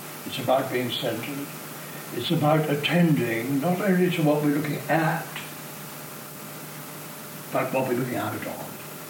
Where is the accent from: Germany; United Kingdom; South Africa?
South Africa; I mean, we're grateful for being South African, we're grateful for being male or female or old or young, whatever it is.